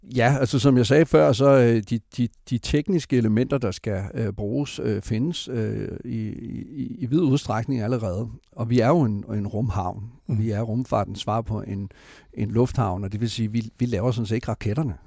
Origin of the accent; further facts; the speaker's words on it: Esbjerg, Southern Denmark, Denmark; jeg har selv født og opvokset i Esbjerg